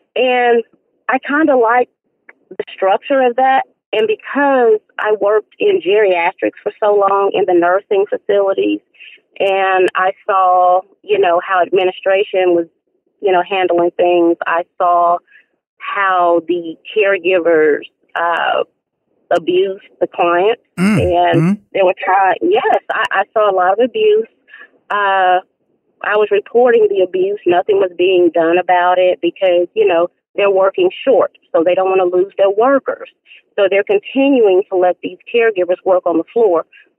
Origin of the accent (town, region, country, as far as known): Nashville, Tennessee, United States; born or raised there; now in Raleigh, United States